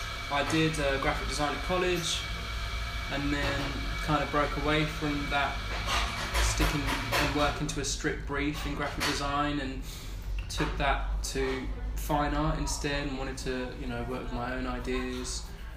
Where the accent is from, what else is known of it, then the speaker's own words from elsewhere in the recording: Essex, East of England, United Kingdom; my own experience of growing up in Essex.